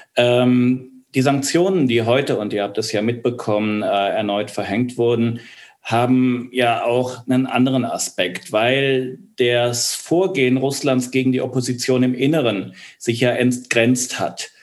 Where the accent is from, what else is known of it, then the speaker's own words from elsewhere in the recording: Archdiocese of Cologne, North Rhine-Westphalia, Germany; Ich komme aus dem Erzbistum Köln, also aus, aus Wölkistan